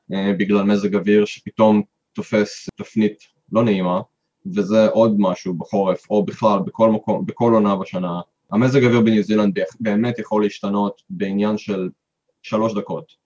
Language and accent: Hebrew; Israel; moved away as an adult; now in Queenstown, New Zealand; אנחנו מישראל